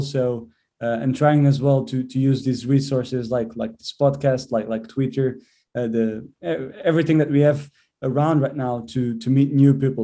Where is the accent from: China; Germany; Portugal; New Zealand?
Portugal; moved away as an adult; also born or lived in England; now in Birmingham, United Kingdom; I'm from Portugal